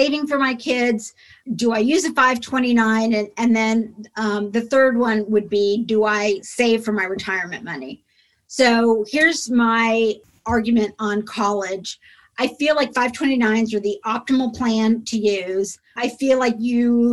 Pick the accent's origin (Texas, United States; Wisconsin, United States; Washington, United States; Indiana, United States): Indiana, United States; I grew up in Indiana